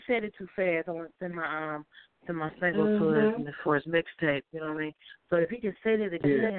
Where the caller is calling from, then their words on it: Cincinnati, Ohio, United States; Hi, I'm calling from Cincinnati, Ohio.